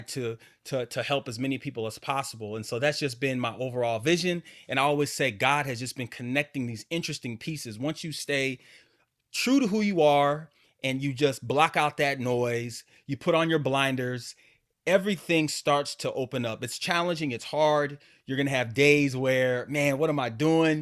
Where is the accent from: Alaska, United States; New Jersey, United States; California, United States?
Alaska, United States; growing up in Alaska